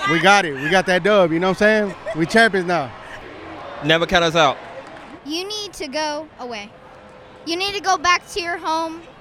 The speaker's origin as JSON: {"language": "English", "region": "Mississippi", "country": "United States", "lives_now": "Houston, United States", "said": "I'm actually from another state, but I'm from Mississippi. But I, I've been in Houston like seven years, so I'm like adopted."}